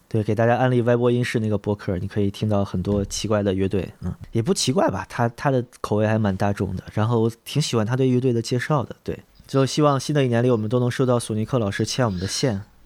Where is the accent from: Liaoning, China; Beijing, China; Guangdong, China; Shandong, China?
Beijing, China; 我是一线城市，真正内城长大的